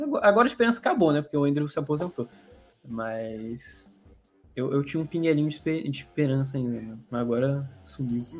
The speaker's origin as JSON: {"language": "Portuguese", "region": "Rio de Janeiro", "country": "Brazil", "said": "eu sou de uma cidade do Rio de Janeiro, uma cidade no interior do Rio de Janeiro"}